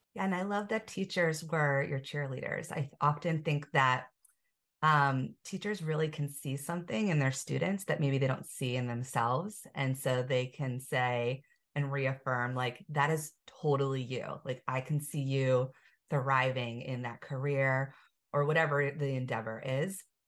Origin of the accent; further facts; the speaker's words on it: Pennsylvania, United States; we're both from Pennsylvania